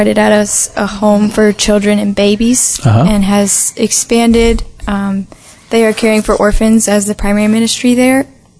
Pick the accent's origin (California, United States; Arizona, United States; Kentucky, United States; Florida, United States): Florida, United States; Tallahassee; I'm from Tallahassee.